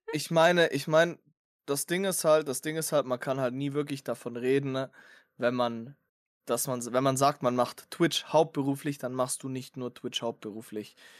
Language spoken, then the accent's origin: German; Bavaria, Germany; ich komme ja aus Bayern